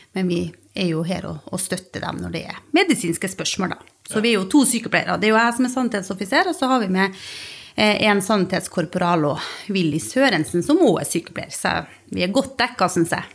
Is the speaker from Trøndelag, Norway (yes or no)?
yes; Stjørdal, Trøndelag, Norway; also born or lived in Bergen; now in Stord, Norway; Jeg er opprinnelig fra Stjørdal i Trøndelag og bor på Stord.